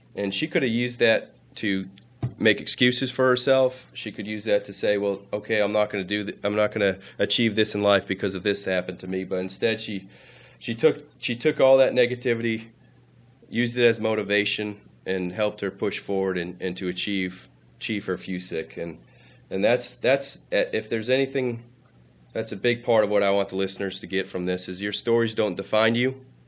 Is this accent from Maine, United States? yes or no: yes; Maine, United States; accent: Maine, Northern; moved away; also born or lived in Florida; my accent was too thick and, and being in Florida, y, using a Maine, a Northern accent wouldn't work out.